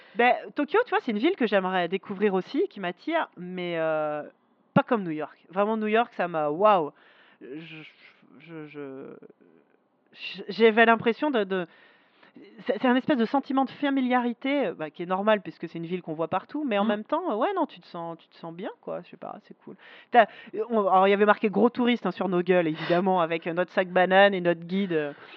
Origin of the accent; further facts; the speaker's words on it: Paris, Île-de-France, France; Les, Parisiens, on a cette image de ah, on n'est pas sympa et tout